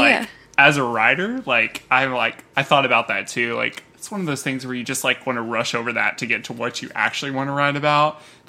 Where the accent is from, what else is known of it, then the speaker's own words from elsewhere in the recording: Ireland; because Ireland is playing, and I am Irish, so, like, I get such a swell of pride, like, seeing all this, and I want to be there even more.